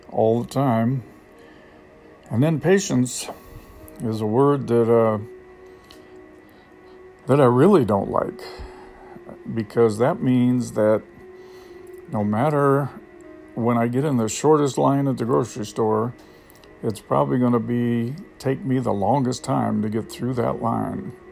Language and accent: English; United States; now in Thailand; I have gotten much, much more patient than I used to be when I first got here because I came from America where everything is fast and time is money